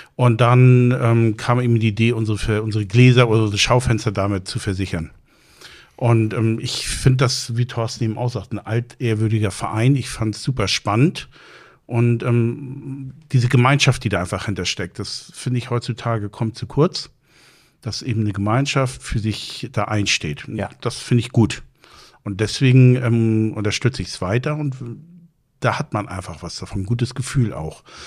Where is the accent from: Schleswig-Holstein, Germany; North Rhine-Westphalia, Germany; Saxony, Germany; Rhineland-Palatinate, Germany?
Schleswig-Holstein, Germany; Plön; moved away as an adult; now in Husum, Germany; Ich bin seit 99 in Husum. Ich bin ursprünglich aus Plön